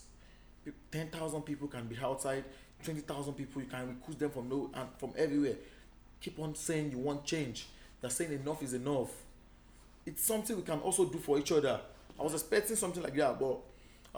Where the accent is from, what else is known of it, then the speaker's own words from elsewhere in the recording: Nigeria; they will just support you with prayers here in my home country